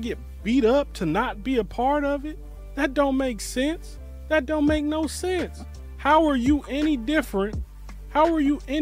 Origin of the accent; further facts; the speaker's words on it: Bay Area, California, United States; I'm from the Bay Area originally, California originally